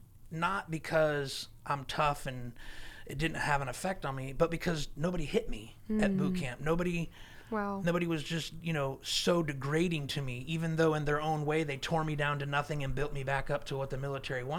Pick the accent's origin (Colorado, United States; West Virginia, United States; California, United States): California, United States; Southern; I lived real close to Mexico. I'm from Southern California